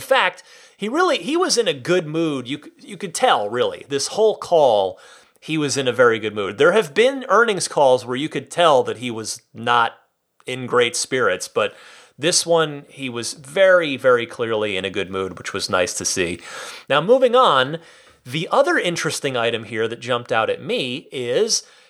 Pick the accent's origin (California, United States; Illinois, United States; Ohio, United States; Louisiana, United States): California, United States; also born or lived in San Francisco; I am super happy and really proud as a Californian.